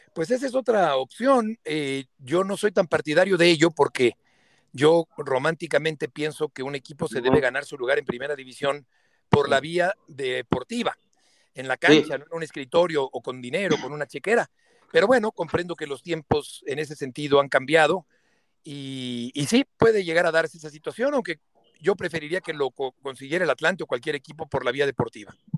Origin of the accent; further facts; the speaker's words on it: Mexico; como narrador mexicano en Pamplona